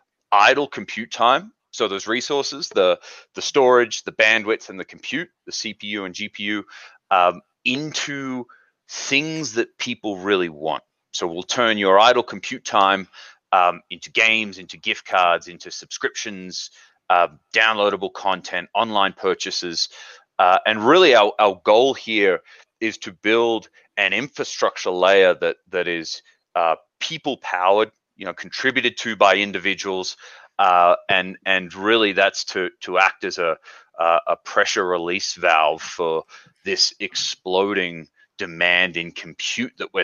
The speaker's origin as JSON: {"language": "English", "country": "Australia", "moved": "as an adult", "lives_now": "Park City, United States", "said": "Originally, I'm from Australia, have been here in the States for about 5 years now."}